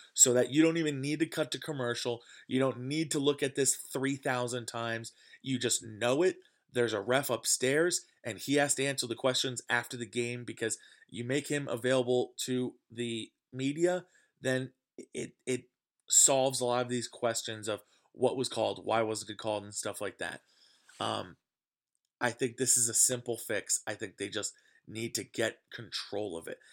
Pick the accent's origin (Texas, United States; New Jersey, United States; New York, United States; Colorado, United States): New Jersey, United States; growing up in New Jersey and around Yankee fans all the time